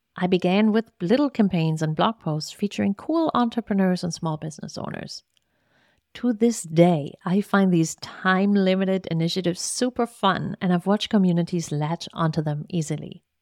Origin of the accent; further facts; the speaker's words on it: East Germany, Germany; English is a second language; moved away as an adult; now in Richmond, United States; I was born and raised in East Germany under socialist rule